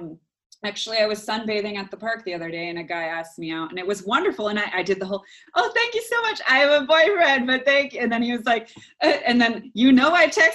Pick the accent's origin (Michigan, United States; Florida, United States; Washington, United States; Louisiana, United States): Louisiana, United States; New Orleans; Oh, I came here from New Orleans. It doesn't exist for me.